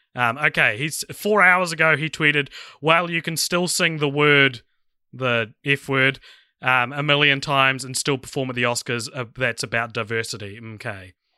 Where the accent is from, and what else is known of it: New Zealand